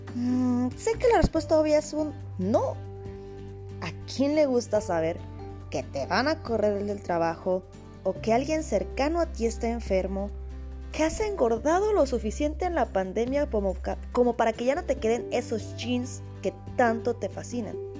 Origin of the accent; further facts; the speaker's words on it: Mexico; soy mexicana